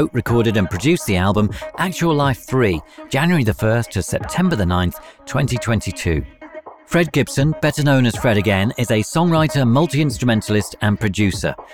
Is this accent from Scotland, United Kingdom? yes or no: no; London, United Kingdom; I'm from South London